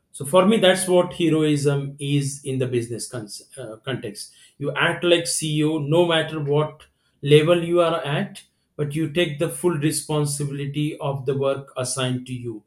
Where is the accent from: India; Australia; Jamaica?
India; I'm from India.